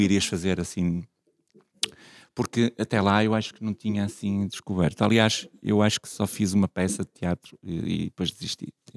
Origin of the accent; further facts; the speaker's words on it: Vila Nova de Famalicão, Norte, Portugal; Eu nasci em Famalicão, que era assim uma terriola aqui perto